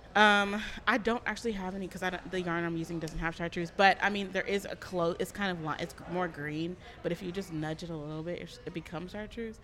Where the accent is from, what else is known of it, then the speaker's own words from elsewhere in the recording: Sugar Land, Texas, United States; I went to school in um, Houston, a suburb of Houston, nice. Sugarland